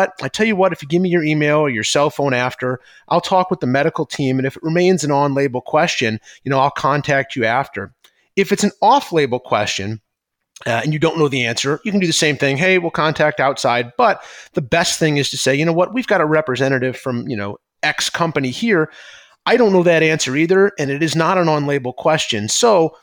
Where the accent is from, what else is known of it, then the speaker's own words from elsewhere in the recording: St. Louis, Missouri, United States; now in Chicago, United States; I'm from St. Louis originally